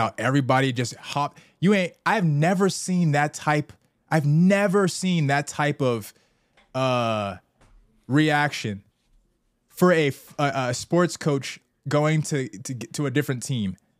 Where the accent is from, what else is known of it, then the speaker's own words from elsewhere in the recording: Southern California, United States; We're both from SoCal suburbs